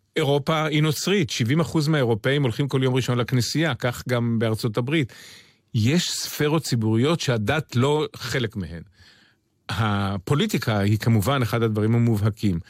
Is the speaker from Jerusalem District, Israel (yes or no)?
yes; Jerusalem, Jerusalem District, Israel; נולדתי בירושלים, גדלתי בירושלים